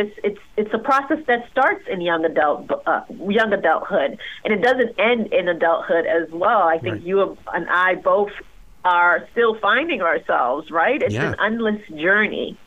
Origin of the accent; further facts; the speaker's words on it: Haiti; moved away; I am an immigrant. I was born in Haiti.